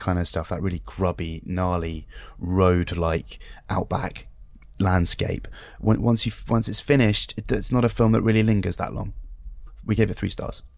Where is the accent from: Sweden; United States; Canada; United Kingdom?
United Kingdom; as a Brit